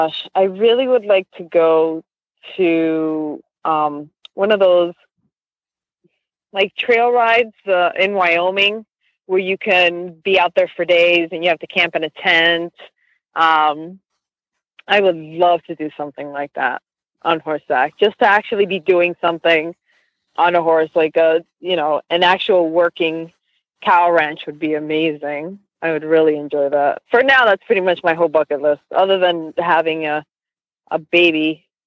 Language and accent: English; Dominican Republic; Listen, I'm from Dominican Republic. We have flying cockroaches.